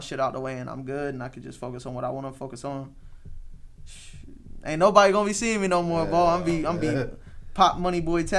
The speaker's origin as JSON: {"language": "English", "region": "the South", "country": "United States", "said": "I'm from the South"}